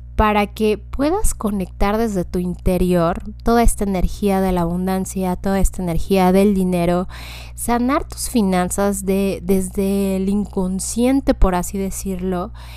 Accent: Mexico; nos da a nosotros como ciudadanos mexicanas

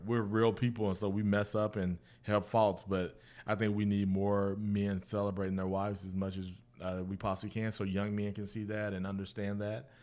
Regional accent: Guthrie, Oklahoma, United States; moved away as an adult; also born or lived in Florida; I grew up in Guthrie

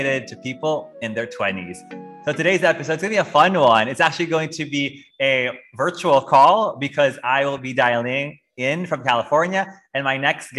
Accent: Philippines; moved away; we grew up in the Philippines

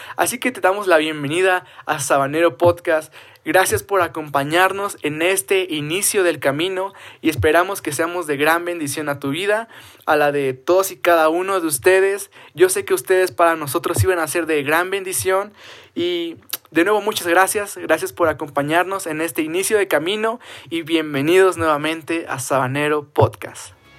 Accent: Cuauhtémoc, Chihuahua, Mexico; soy de la ciudad de Cuauhtémoc, Chihuahua, México

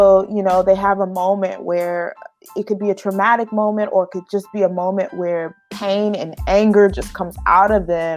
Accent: Dallas, Texas, United States; I grew up in Dallas, Texas, and I grew up in an urban community

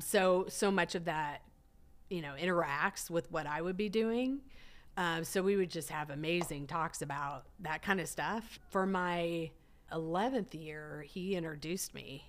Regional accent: Nebraska, United States; now in Dallas, United States; I grew up in Nebraska

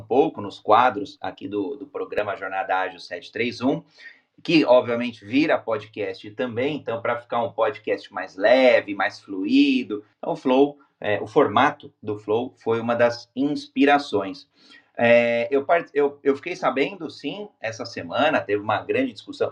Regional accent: Brazil; brasileiro, homem cis, é brasileiro com orgulho

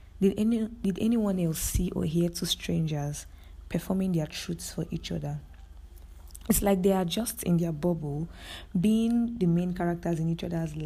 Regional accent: Nigeria; As a Nigerian living in Nigeria

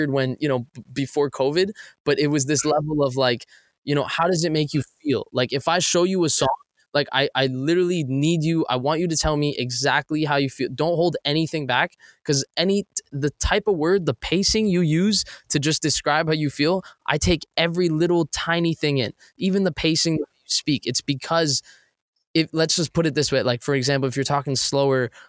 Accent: Toronto, Ontario, Canada; I'm from Toronto, Canada

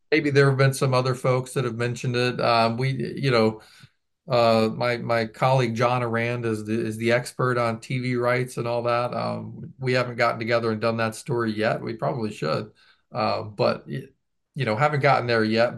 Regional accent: the South, United States; I grew up in the South

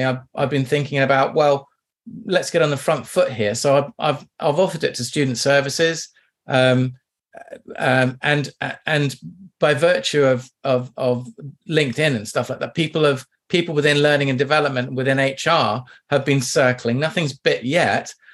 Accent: Kew, London, United Kingdom; also born or lived in Kingston, London; I grew up in Kew, where everybody knows Kew Gardens

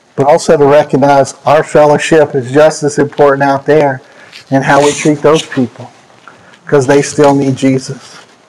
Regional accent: Pennsylvania, United States; moved away; my home state of Pennsylvania

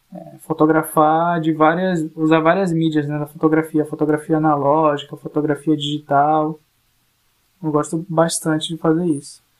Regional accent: the Amazon, North Region, Brazil; na Amazônia, na região norte do país, a gente tem vive uma dupla situação de periferia

